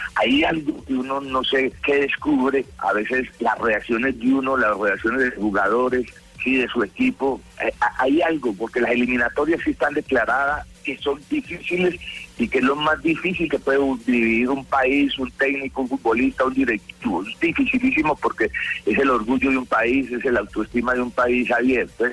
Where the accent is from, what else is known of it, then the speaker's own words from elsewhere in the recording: Colombia; soy colombiano